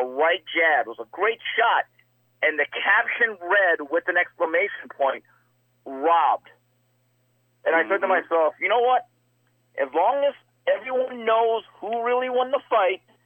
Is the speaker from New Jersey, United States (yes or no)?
no; Los Angeles, California, United States; also born or lived in Montebello, California; I grew up in East L.A.